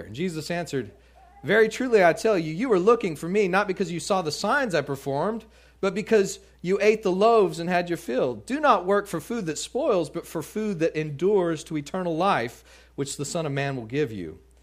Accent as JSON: {"language": "English", "town": "Midland", "region": "Texas", "country": "United States", "tie": "born or raised there", "also_born_or_lived": "Louisiana", "moved": "yes", "said": "I grew up out in, in Midland, Texas, and lived out in the, in the country a little bit"}